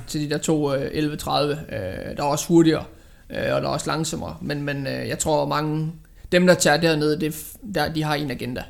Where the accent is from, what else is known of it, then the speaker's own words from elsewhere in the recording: Aarhus, Central Denmark Region, Denmark; jeg kommer fra Aarhus. Bor i Aarhus